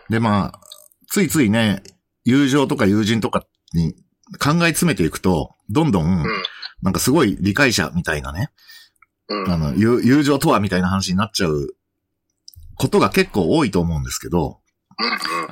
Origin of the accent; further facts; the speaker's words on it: Yonago, Tottori, Japan; 私は鳥取県米子市ってところ出身なんですが